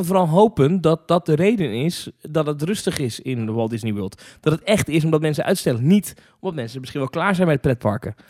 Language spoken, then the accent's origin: Dutch; Hendrik-Ido-Ambacht, South Holland, Netherlands; also born or lived in Zwijndrecht; ik ben geboren in Zwijndrecht. Nou. En eh, opgegroeid in Hendrikje de Ambacht, dicht ernaast.